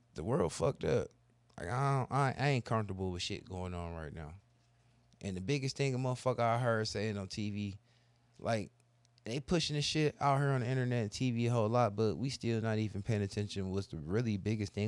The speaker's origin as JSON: {"language": "English", "country": "United States", "said": "being an American"}